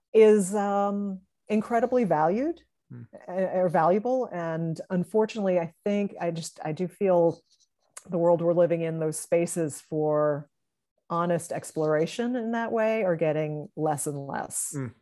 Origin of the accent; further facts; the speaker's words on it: Salem, United States; growing up in Salem, I was very interested in like all these psychologicals, and I wasn't telling anybody